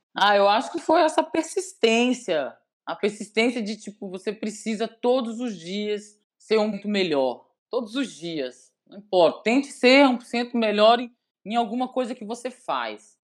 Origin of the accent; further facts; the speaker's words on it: Belo Horizonte, Minas Gerais, Brazil; moved away as an adult; now in Lagoa Santa, Brazil; Ó, oh, eu sou mineira raiz, né? Eu sou de Belo Horizonte.